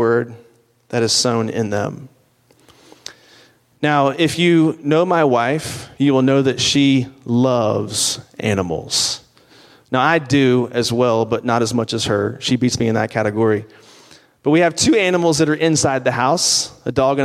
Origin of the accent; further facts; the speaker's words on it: Virginia, United States; where I grew up in Virginia, my grandfather had a farm.